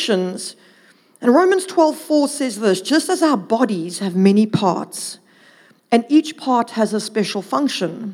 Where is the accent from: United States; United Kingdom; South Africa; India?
South Africa; Durban, KwaZulu-Natal; moved away; I'm originally from Durvis